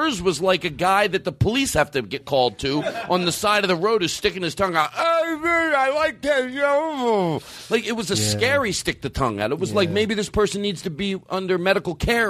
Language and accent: English; Philadelphia, Pennsylvania, United States; I'm from Philadelphia.